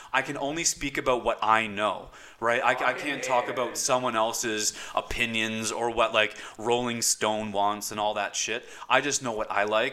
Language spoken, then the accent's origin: English; Nova Scotia, Canada; I was born in Nova Scotia.